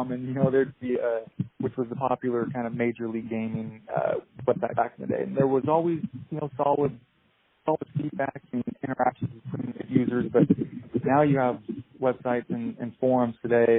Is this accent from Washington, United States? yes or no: yes; Washington, United States; moved away as an adult; now in Boise, United States; I am actually from Washington State. I just moved to Boise about 6 months ago